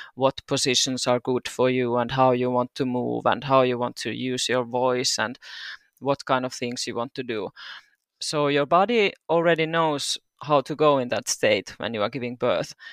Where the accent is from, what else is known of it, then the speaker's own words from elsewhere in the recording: Turku, Southwest Finland, Finland; moved away as an adult; now in Seinäjoki, Finland; I'm originally from Turku. I mo, uh, lived there twenty-two years